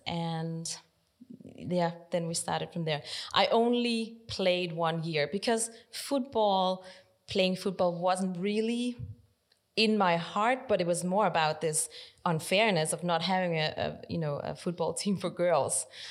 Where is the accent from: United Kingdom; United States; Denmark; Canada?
Denmark; moved away; also born or lived in South Korea / Netherlands; I arrived in Denmark and I grew up in Denmark my whole life. So I'm Danish